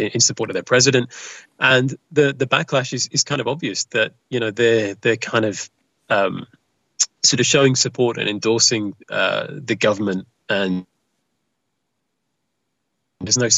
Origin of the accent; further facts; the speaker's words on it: England, United Kingdom; because I'm English